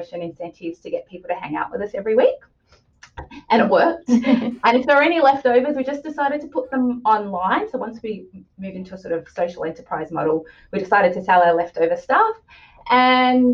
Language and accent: English; Wurundjeri country, Victoria, Australia; I'm a Gugunara woman, but I've been born and raised in Wurundjeri country